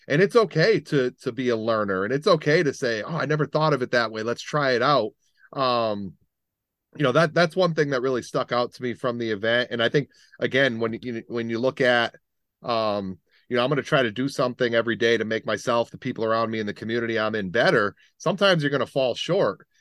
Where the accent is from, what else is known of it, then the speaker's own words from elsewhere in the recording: Middletown, United States; growing up in Middletown, pretty, pretty diverse